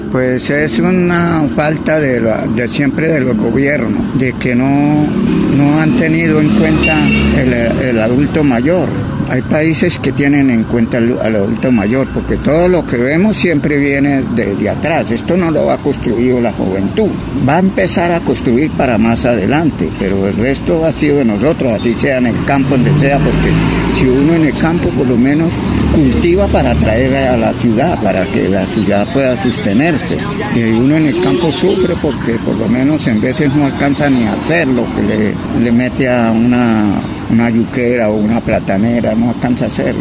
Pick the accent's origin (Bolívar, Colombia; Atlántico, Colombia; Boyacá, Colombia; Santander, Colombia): Santander, Colombia; Rionegro; also born or lived in Puerto Wilches / San Vicente de Chucurí / El Playón; viví primero hasta los 21 años, viví en yo soy de Río Negro, allí Río Negro